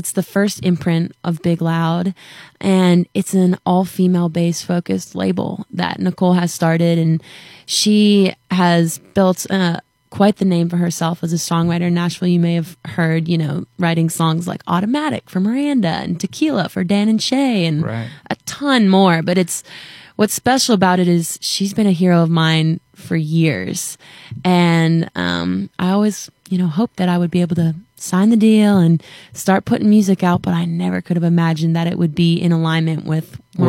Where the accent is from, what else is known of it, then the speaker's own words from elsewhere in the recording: Ontario, Canada; I'm from Ontario, Canada.